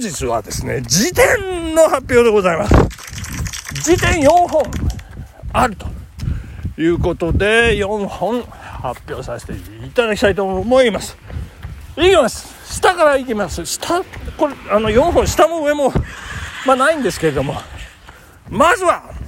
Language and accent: Japanese; Nagano, Japan; 東和田、長野市のね、私の実家の手前にちょうどありますんでね